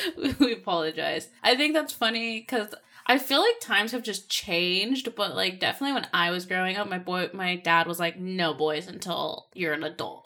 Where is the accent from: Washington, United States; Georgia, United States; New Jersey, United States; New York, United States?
Washington, United States; Seattle; I'm originally from Seattle, Washington, and here we are in Seattle, Washington